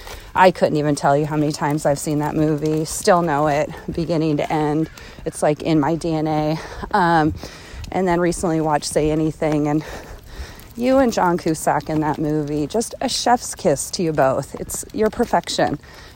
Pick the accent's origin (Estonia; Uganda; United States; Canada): United States; Port Townsend, Washington; Port Townsend is my hometown, and it is one of the most amazing places that you'll ever go.